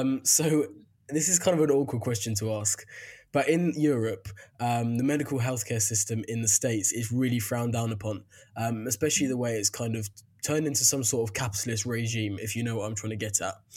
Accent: United Kingdom; as a Brit

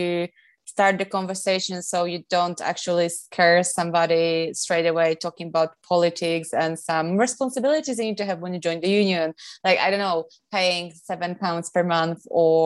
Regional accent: Poland; moved away as an adult; also born or lived in London; I came from Poland.

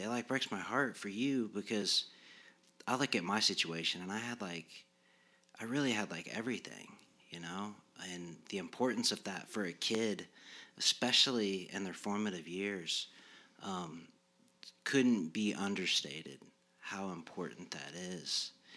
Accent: Muncie, Indiana, United States; I was raised here in Muncie. I, I went to Yorktown High School on K through twelve.

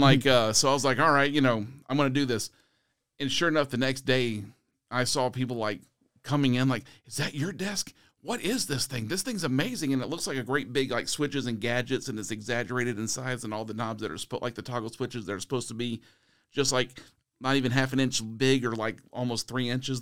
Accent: San Antonio, Texas, United States; my hometown is here in San Antonio

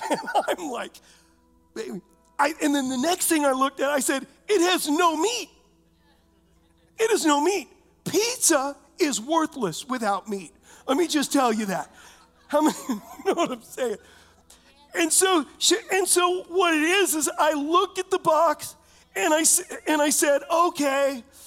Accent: United States; I'm an American

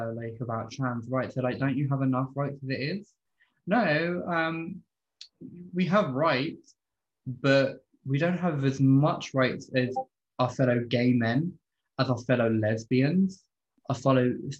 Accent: United Kingdom; I grew up in a really rough area. I'm from Lee Park, you know, we're a very notorious community.

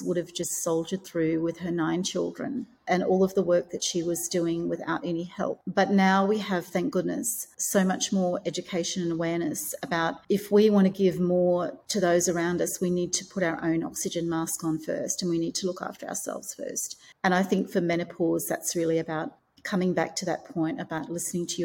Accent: Australia; moved away as an adult; also born or lived in Hong Kong; So I have recently moved from Hong Kong back to my home country of Australia

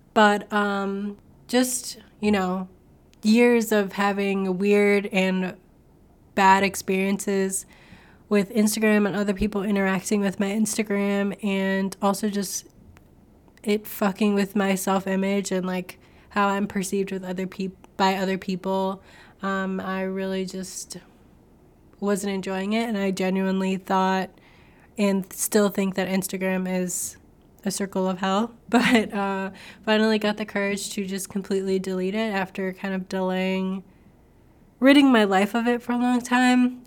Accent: United States; I grew up in the United States

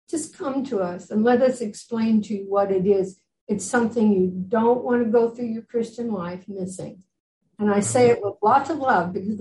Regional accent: Midwest, United States; moved away as an adult; now in Jerusalem, Israel; I grew up in the Midwest of America

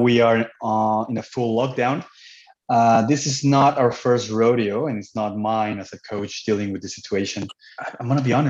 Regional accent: Cancun, Quintana Roo, Mexico; moved away as an adult; now in Canada; I was born and raised in Cancun, Mexico. I moved to Canada when I was 19 years old.

